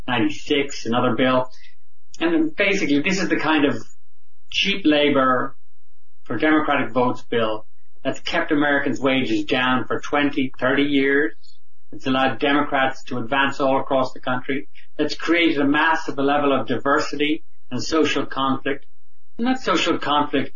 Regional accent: Ireland; now in United States; I'm an Irish immigrant

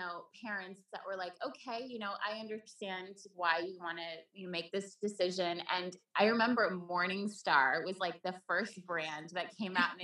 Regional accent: Vermont, United States; also born or lived in Sweden; I grew up in Vermont

